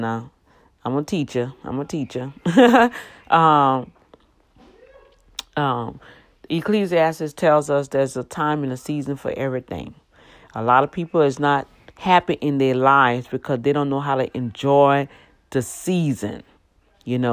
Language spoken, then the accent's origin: English; New Orleans, Louisiana, United States; moved away; I grew up here in Louisiana on the West Bank, the best bank